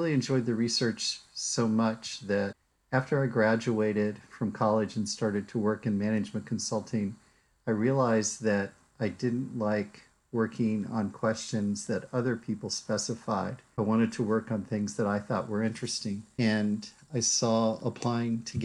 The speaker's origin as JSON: {"language": "English", "town": "Washington", "region": "District of Columbia", "country": "United States", "tie": "born or raised there", "also_born_or_lived": "Durham, North Carolina", "moved": "yes", "lives_now": "Stanford, United States", "said": "I grew up in Washington, D.C."}